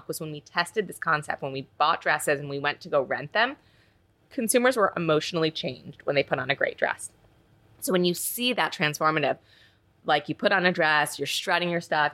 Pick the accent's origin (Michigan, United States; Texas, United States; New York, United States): New York, United States; I'm from New York. I've lived here my whole life.